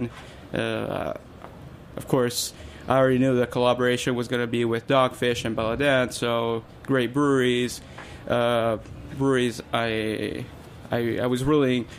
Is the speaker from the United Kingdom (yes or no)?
no; Rome, Lazio, Italy; moved away as an adult; also born or lived in Little Rock, Arkansas, United States; now in New York City, United States; I was born in Little Rock, Arkansas, but I happened to move to Rome, Italy when I was 8 years old, and I lived there ever since